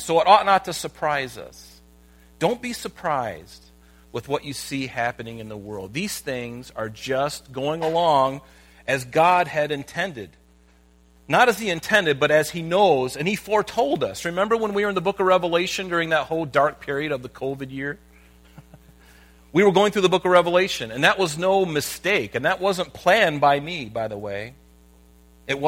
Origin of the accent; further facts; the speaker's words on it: United States; I'm a Christian living in America